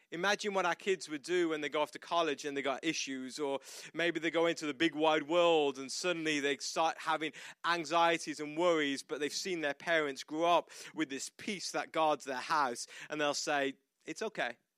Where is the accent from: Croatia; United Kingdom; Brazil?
United Kingdom; moved away as an adult; now in United States